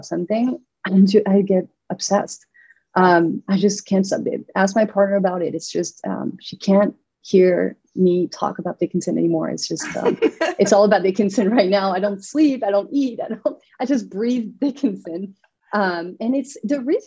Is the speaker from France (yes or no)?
yes; southern France, France; moved away as an adult; also born or lived in New York; now in Westchester, United States; I'm from France. I'm from the south of France, you know, where the lavender fields are.